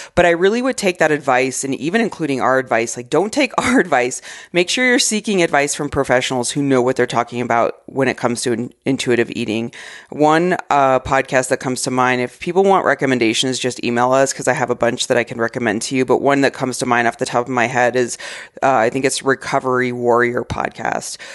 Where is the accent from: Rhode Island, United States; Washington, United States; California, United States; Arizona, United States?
Arizona, United States; moved away; I grew up in Arizona